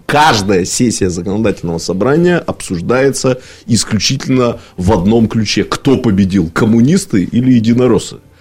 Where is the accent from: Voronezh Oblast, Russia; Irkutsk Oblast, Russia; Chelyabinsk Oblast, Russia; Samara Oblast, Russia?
Irkutsk Oblast, Russia; Irkutsk; как иркутянин